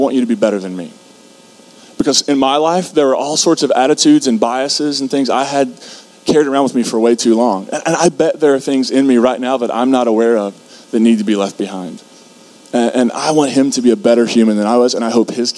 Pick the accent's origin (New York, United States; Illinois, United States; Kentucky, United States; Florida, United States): Kentucky, United States; I grew up in Kentucky